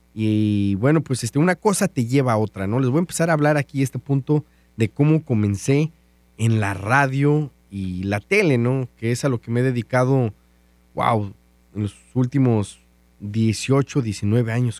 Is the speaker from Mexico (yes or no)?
yes; San Felipe, Guanajuato, Mexico; now in Dallas-Fort Worth, United States; soy mexicano, orgullosamente de Guanajuato, de un pueblito que se llama San Felipe Torres Mochas